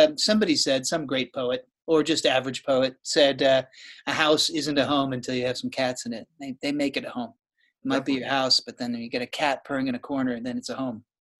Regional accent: New York City, New York, United States; moved away; And I was from New York City, moved here in 2005, but spent a decade there, and we still have tons of friends there

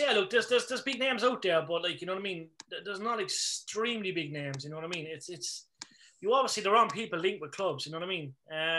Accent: Ireland; it's all right for us because we're Irish

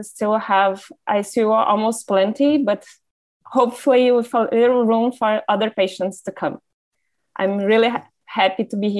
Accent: Porto Alegre, Rio Grande do Sul, Brazil; I'm from Brazil, Porto Alegre. It's a south city in Brazil.

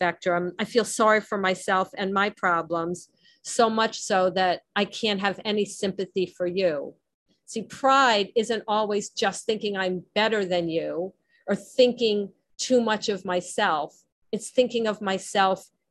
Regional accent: New Jersey, United States; accent: Jersey; my Jersey accent

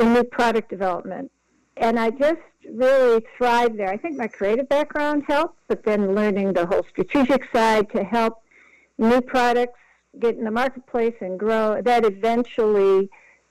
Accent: Detroit, Michigan, United States; I was born in Detroit of Lebanese parents

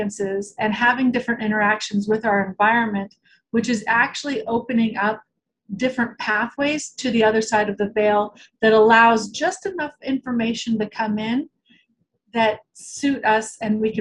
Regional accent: Portland, Oregon, United States; also born or lived in Omaha, Nebraska; I grew up in Portland, Oregon. I was actually born in Omaha

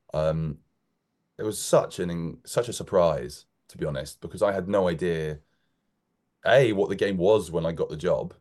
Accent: United Kingdom; moved away as an adult; now in London, United Kingdom; We're just on the suburb of London

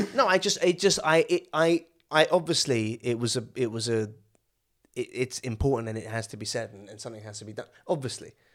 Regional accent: Suffolk, East of England, United Kingdom; moved away as an adult; also born or lived in Malaysia; now in London, United Kingdom; I was born in England, but I grew up in Malaysia, and then I moved back to Suffolk when I was, like, nine

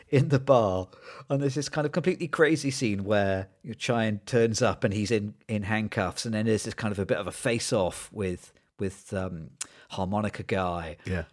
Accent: United Kingdom; as a British person

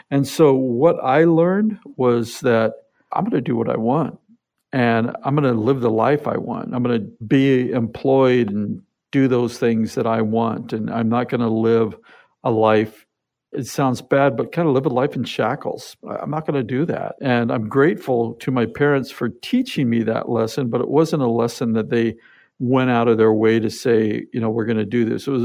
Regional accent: Seattle, Washington, United States; born there; I was born here in Seattle, but at about 10 months old, my dad was in the military. So, he was transferred to Germany

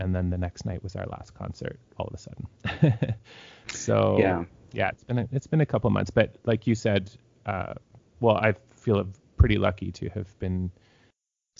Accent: Toronto, Ontario, Canada; moved away as an adult; also born or lived in Saskatoon, Canada / Regina, Canada / Kitchener-Waterloo, Canada; I'm from Toronto and had moved out to Saskatchewan to play in Saskatoon Symphony and then the Regina Symphony

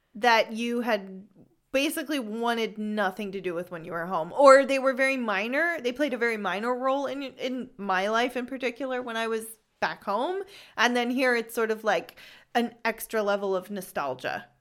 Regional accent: California, United States; moved away as an adult; now in Freiburg, Germany; I am originally from Hmm, should I say it? Okay, poor Costa, California.

